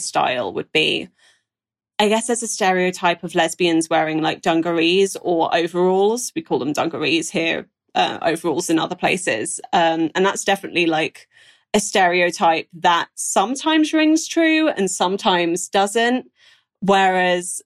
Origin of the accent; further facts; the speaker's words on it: Brighton, South East England, United Kingdom; growing up in Brighton